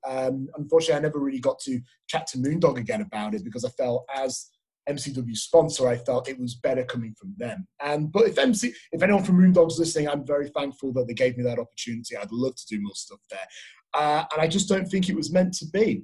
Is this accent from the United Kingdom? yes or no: yes; England, United Kingdom; moved away as an adult; now in Australia; I'm from England